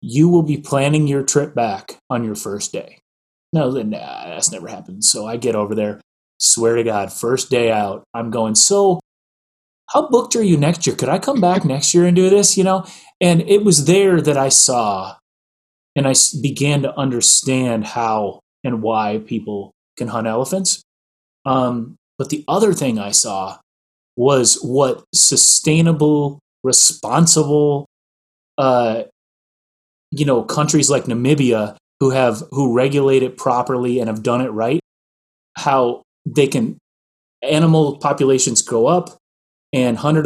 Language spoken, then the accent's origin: English; Midwest, United States; I grew up in the Midwest.